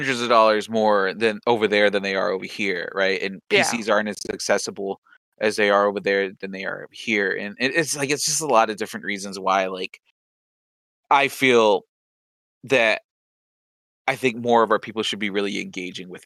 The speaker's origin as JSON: {"language": "English", "country": "United States", "tie": "born or raised there", "said": "I'm an American born Latino"}